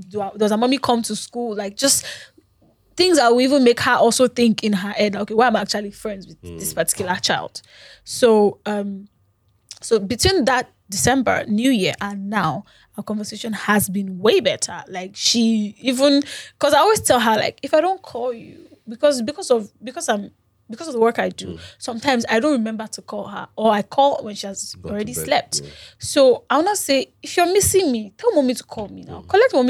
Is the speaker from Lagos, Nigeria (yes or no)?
yes; Lagos, Nigeria; So I come from Lagos, they come from Osun, we meet in Ibadan.